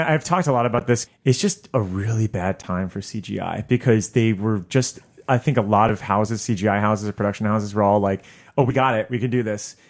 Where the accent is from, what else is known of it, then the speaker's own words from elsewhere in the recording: South Florida, United States; my hometown in, uh, South Florida